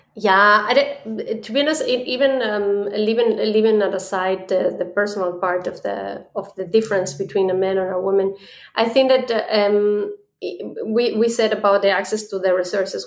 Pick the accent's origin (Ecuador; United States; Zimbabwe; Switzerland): Ecuador; now in Germany; I come originally from Ecuador, uh, but I'm based right now here in Germany.